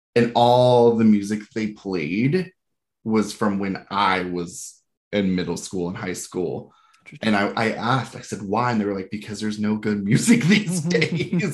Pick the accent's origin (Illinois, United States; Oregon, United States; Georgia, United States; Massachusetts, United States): Georgia, United States; I grew up in Georgia